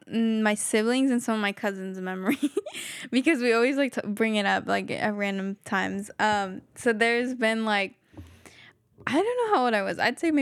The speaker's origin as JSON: {"language": "English", "region": "Quetzaltenango", "country": "Guatemala", "said": "Like, Shela and, I don't know how to say the other one. But yeah, Shela."}